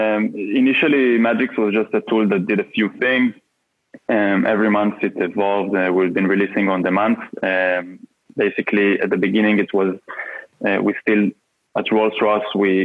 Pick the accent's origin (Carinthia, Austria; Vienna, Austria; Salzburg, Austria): Vienna, Austria; I'm from Vienna, Austria.